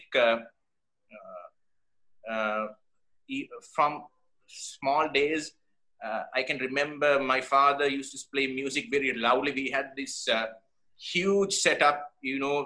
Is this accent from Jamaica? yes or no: no; Kandy, Central Province, Sri Lanka; I grew up in Kandy.